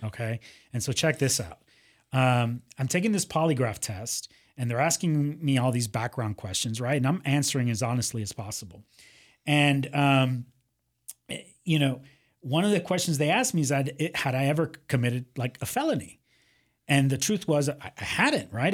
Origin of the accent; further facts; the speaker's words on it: Miami, Florida, United States; also born or lived in Cuba; I grew up in Miami, uh, you know, party town